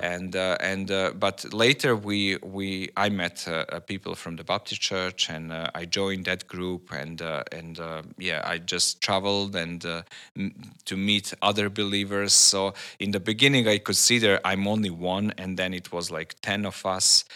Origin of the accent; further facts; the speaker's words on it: Serbia; I'm from Serbia.